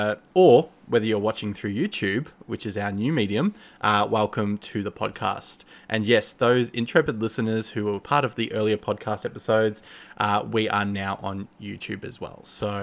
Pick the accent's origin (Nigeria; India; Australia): Australia; now in Melbourne, Australia; I'm based in Melbourne, Australia. So yeah, obviously I'm sure you could tell I'm Australian if you are not from Australia yourself.